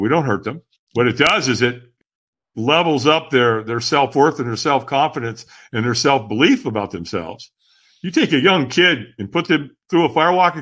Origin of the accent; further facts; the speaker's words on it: Long Beach, California, United States; also born or lived in Hollywood, California; And so I moved from Hollywood to Long Beach. And I was five